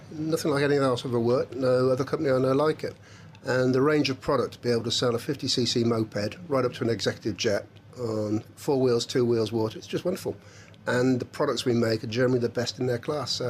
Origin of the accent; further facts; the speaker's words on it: India; also born or lived in Coventry, United Kingdom; Uh, I was born in Coventry, didn't work hard enough at school. Then I was brought up in India, came back